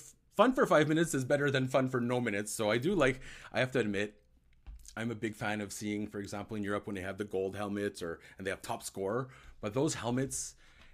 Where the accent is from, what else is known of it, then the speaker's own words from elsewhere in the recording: Ottawa, Ontario, Canada; I grew up in Ottawa